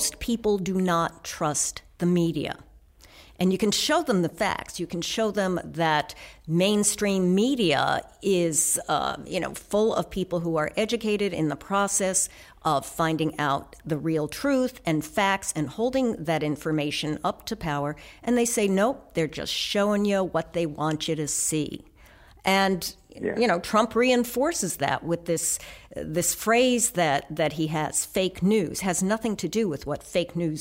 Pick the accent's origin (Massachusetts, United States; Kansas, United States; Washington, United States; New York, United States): New York, United States; New York City; growing up in New York City